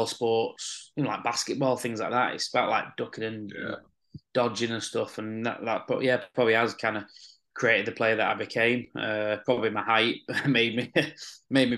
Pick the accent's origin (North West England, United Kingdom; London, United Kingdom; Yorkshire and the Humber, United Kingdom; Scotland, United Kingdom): North West England, United Kingdom; Rochdale; I'm from Rochdale, I had two brothers growing up